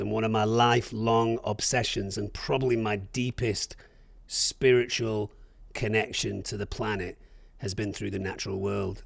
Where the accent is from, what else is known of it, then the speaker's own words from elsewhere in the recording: England, United Kingdom; I'm from England.